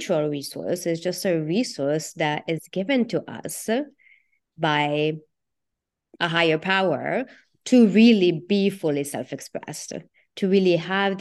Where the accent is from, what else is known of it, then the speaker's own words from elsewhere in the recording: Italy; moved away; I grew up in Italy, so I grew up in a Catholic, very institutionalized